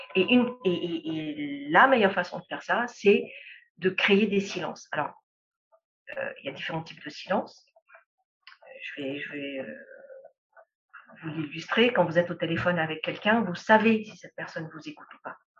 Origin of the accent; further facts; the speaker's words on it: Lebanon; moved away; also born or lived in Europe / Middle East / Africa; je suis libanaise